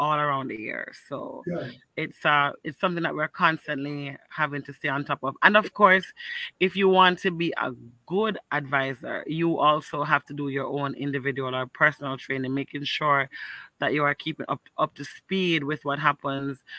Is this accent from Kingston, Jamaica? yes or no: yes; Kingston, Jamaica; I was born and raised in Rockford